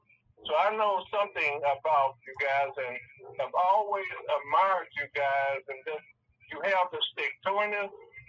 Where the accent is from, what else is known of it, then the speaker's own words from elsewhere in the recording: St. Louis, Missouri, United States; So we have a nice Jewish community here in St. Louis.